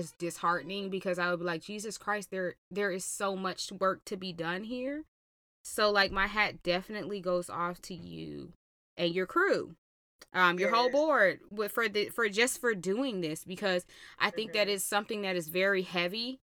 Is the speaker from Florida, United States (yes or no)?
no; Georgia, United States; I'm from Georgia.